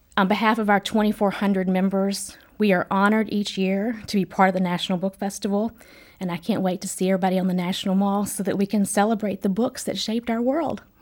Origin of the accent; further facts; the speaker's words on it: Kentucky, United States; now in Washington, D.C., United States; my home state of Kentucky